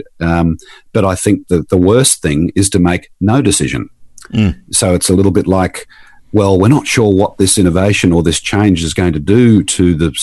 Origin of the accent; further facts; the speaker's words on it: Queensland, Australia; I'm from Queensland